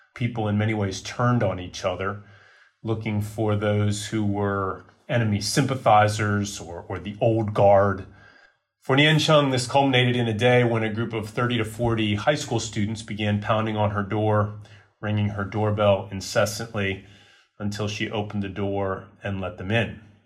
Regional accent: United States; moved away; in my home country

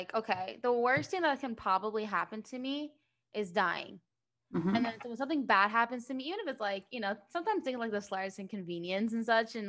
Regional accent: New Jersey, United States; moved away as an adult; I grew up in New Jersey

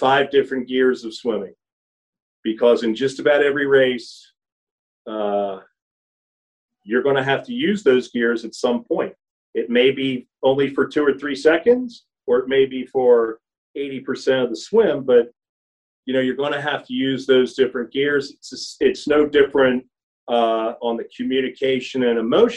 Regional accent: Philadelphia, Pennsylvania, United States; now in Tennessee, United States; growing up in Philadelphia

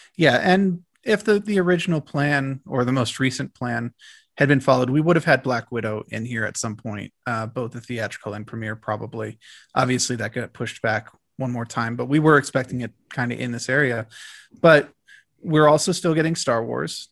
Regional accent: Arlington, Virginia, United States; also born or lived in Washington, D.C.; I grew up in Arlington

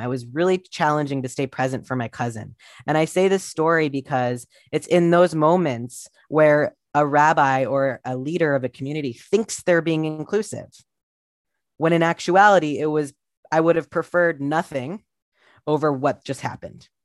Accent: Columbus, Ohio, United States; I grew up in Columbus, Ohio in the eighties and nineties

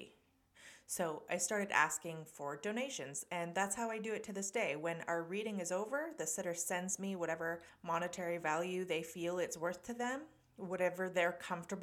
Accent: Canada; Canada, of course, my home country.

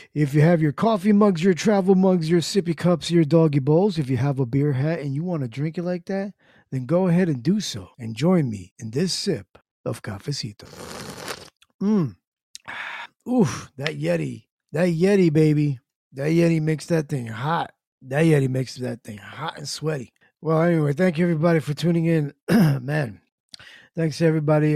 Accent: New Jersey, United States; Born and raised in Jersey.

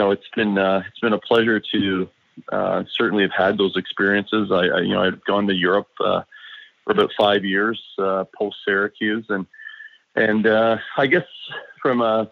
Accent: Peterborough, Ontario, Canada; back in my hometown of Peterborough, Ontario

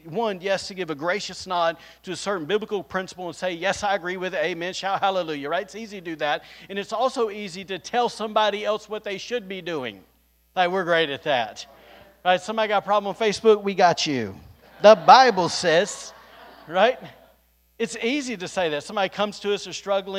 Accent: the South, United States; now in Rockport, Maine, United States; I'm just from the South here

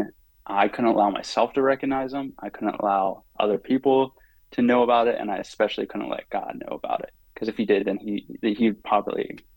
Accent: Pittsburgh, Pennsylvania, United States; I grew up in Pittsburgh, Pennsylvania

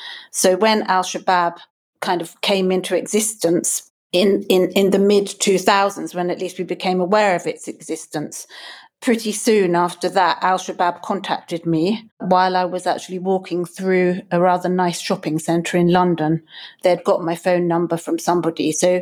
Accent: Kenya; also born or lived in lots of African countries; I was brought up in Kenya and I've lived in lots of African countries.

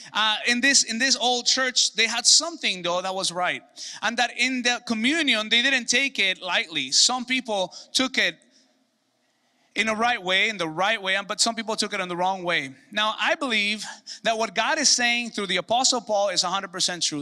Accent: Mexico; moved away; Cousins that I grew up with in Mexico

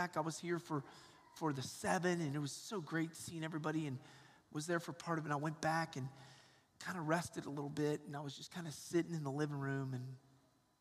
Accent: Atlanta, Georgia, United States; I grew up in Atlanta, Georgia, and I have four brothers and a sister

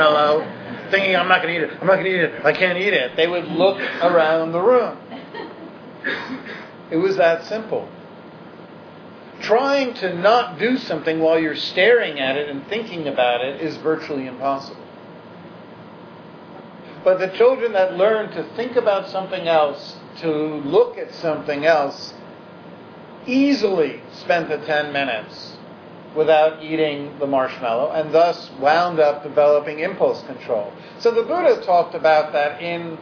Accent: New York City, New York, United States; we were lower middle class Jews growing up on the Upper West Side

